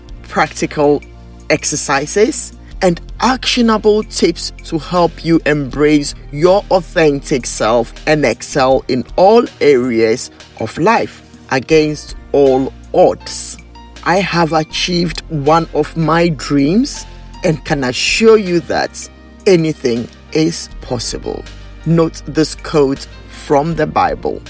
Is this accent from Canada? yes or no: no; Ghana; moved away; I grew up in Ghana, where many people have little or no knowledge about dyslexia